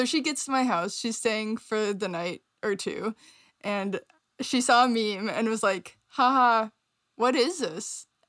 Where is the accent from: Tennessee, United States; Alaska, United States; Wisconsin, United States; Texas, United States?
Wisconsin, United States; now in Chicago, United States; We're both from Wisconsin. It's a swing state.